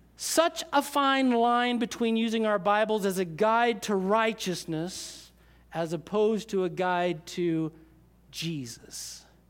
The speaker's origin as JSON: {"language": "English", "country": "United States", "tie": "born or raised there", "said": "we were raised in America, so, uh, most of us were raised in church"}